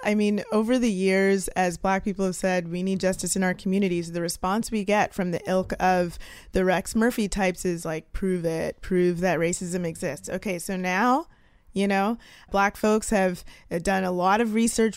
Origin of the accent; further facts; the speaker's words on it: Canada; now in United States; I'm a Canadian living in the United States